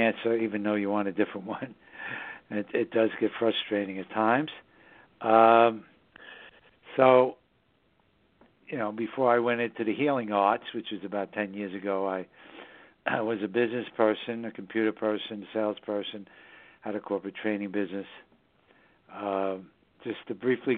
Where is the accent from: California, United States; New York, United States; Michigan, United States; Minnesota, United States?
New York, United States; New York City; also born or lived in southern Hudson Valley, New York; the northern suburbs of New York City, my hometown